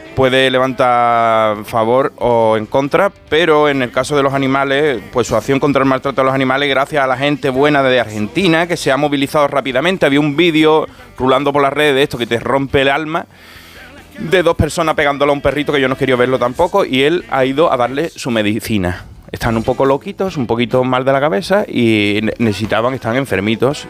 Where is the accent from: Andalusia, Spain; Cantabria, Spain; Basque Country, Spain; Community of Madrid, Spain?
Andalusia, Spain; Cádiz; Cádiz. Qué pena me da cada vez que oigo que mi tierra es noticia